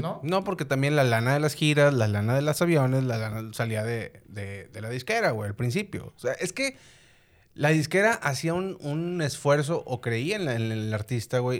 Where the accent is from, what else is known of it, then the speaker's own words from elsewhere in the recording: Unidad Modelo, Nuevo León, Mexico; en la colonia, en la unidad modelo, güey, de donde soy